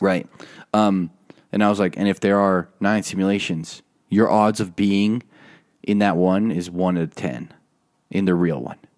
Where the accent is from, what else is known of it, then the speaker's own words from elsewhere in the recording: Utah, United States; I'm from Utah